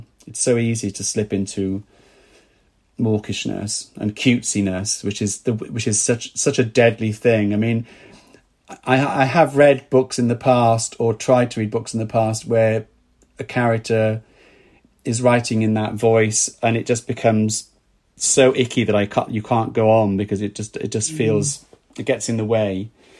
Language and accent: English; Wales, United Kingdom; accent: Welsh; now in London, United Kingdom; when I came from Wales to London, and my accent very quickly changed once I was surrounded by people that weren't Welsh.